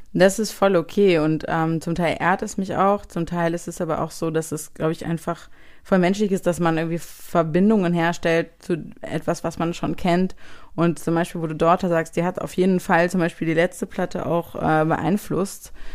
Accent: Frankenberg, Hesse, Germany; now in Hamburg, Germany; ich bin halt äh, ursprünglich aufgewachsen in Frankenberg, was sozusagen noch kleiner ist als Marburg

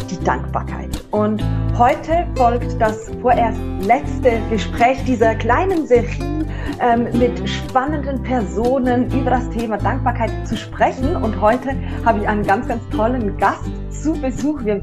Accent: Zurich, Switzerland; wir haben vorhin herausgefunden, wir sind beide aus Zürich

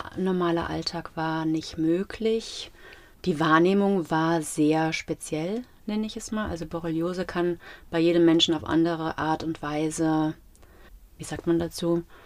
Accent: Gau-Bischofsheim, Rhineland-Palatinate, Germany; also born or lived in Mainz; Ich bin auch in Gobischafsheim zur Schule gegangen und es war sehr heimisch

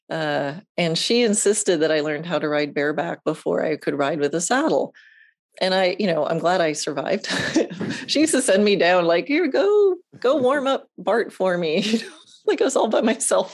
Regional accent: Long Island, New York, United States; moved away as an adult; now in Ocala, United States; I grew up on Long Island in New York

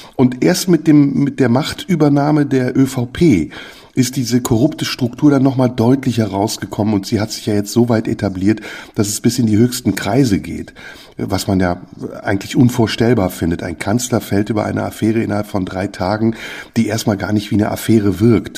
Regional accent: Germany; also born or lived in Turkey; bei uns in Deutschland

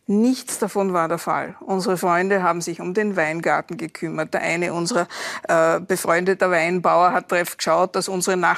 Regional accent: Klagenfurt, Carinthia, Austria; weil ich bin ja in Klagenfurt geboren und, und aufgewachsen.

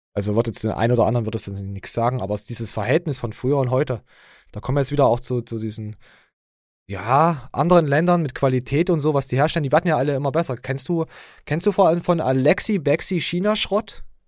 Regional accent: Germany; ich als Deutscher

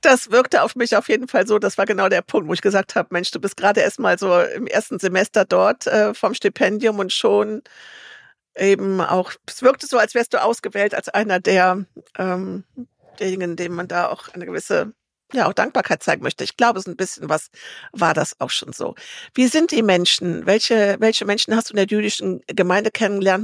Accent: Germany

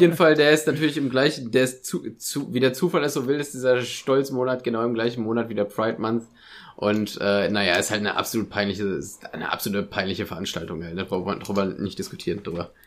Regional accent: Germany; wie stolz ich darauf bin, Deutscher zu sein

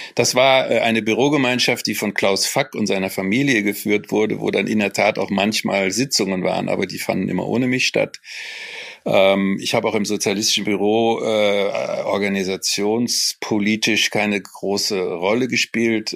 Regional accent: Cologne, North Rhine-Westphalia, Germany; also born or lived in Frankfurt; Ich bin natürlich Kölner

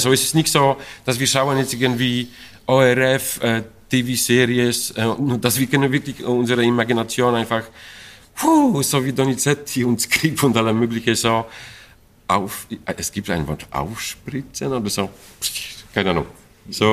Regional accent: Poland; German is a second language; moved away; ich komme aus Polen

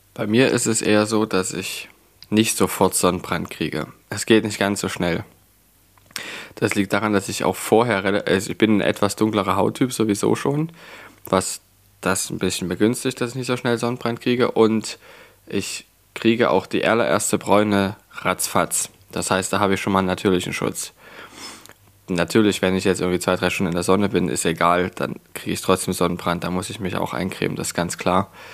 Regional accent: Leipzig, Saxony, Germany; Ich bin in Leipzig geboren und aufgewachsen. Ich habe nie woanders wirklich großartig gewohnt

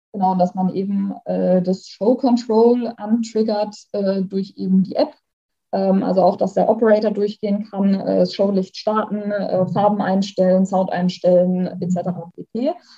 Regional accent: Oppenheim, Rhineland-Palatinate, Germany; hier in meiner Heimat, äh, da gibt es ein total cooles Kellerlabyrinth. Das geht einmal komplett äh, durch die Altstadt. In Oppenheim war

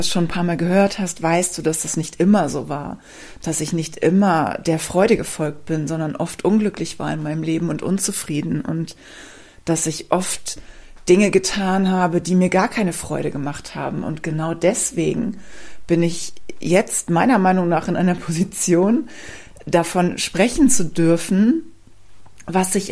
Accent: Rhineland, Germany; Ich komme ja ursprünglich aus dem Rheinland. Vielleicht weißt du das. Wenn nicht, weißt du es jetzt. Und ich habe mich im Rheinland ehrlich gesagt nie zu Hause gefühlt.

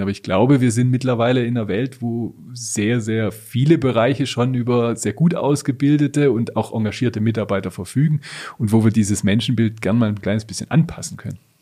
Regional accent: Germany; bei uns in Deutschland

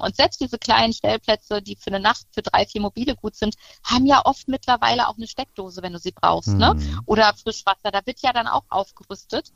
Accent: Münsterland, North Rhine-Westphalia, Germany; ich komme aus dem Münsterland

